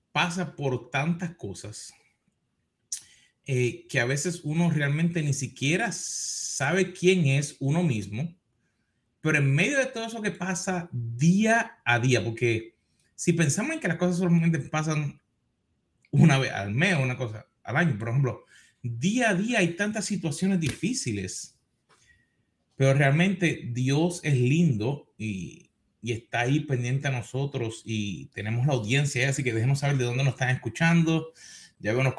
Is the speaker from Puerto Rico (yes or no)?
no; Argentina; Yo, yo soy de Argentina, con el mate.